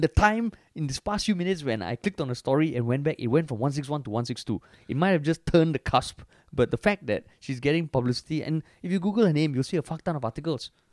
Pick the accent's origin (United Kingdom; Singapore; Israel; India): Singapore; as a Singaporean